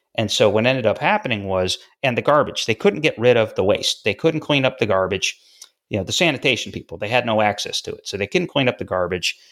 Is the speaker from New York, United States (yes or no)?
yes; Syracuse, New York, United States; I grew up in Syracuse, New York.